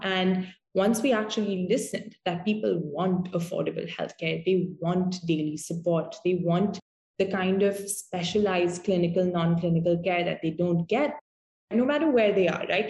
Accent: Mumbai, Maharashtra, India; I'm from Mumbai

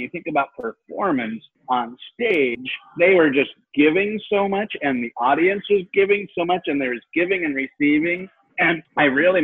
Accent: Seattle, Washington, United States; I'm from Seattle

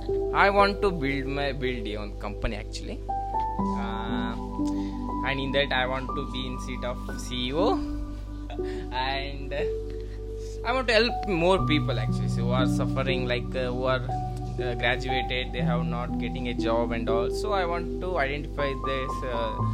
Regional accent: Bangalore, Karnataka, India; from Bangalore.

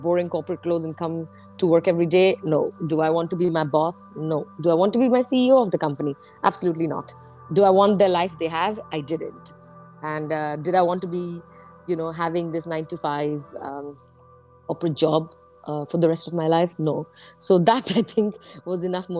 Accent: India; now in London, United Kingdom; As an Indian person

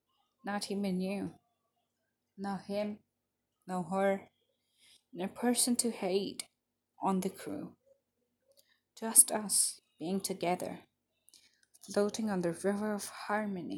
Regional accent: Ahmedabad, Gujarat, India; I'm from Ahmedabad, Gujarat.

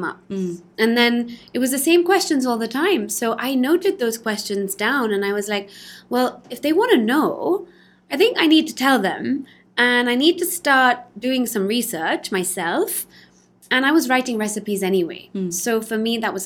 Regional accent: London, United Kingdom; now in Spain; I was born in London

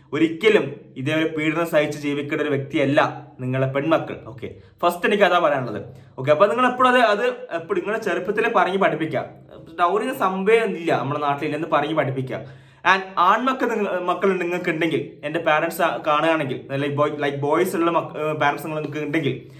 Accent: Thalassery, Kerala, India; also born or lived in Mahe, Puducherry; ഞാൻ മലബാർ ഞാൻ തലശ്ശേരി മാഹിയിലാണ് ജനിച്ചു വളർന്നത്

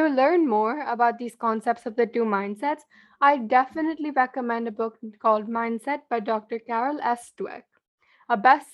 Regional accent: India; being an Indian living in an Indian household

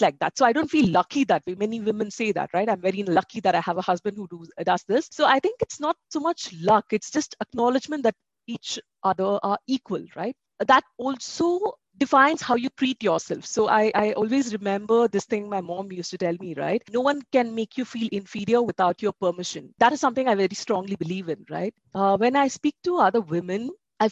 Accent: Bangalore, Karnataka, India; also born or lived in Ahmedabad; my hometown, which is in Bangalore

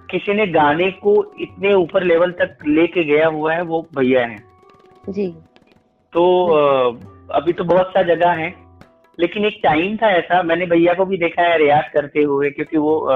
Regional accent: Uttar Pradesh, India; और आ, मेरा ननिहाल था कबीर चौरा तो

